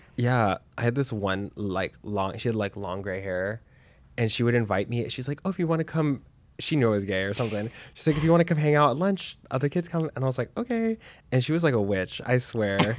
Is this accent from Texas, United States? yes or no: yes; Dallas, Texas, United States; also born or lived in New York; now in Los Angeles, United States; I'm from Texas, I'm from Dallas.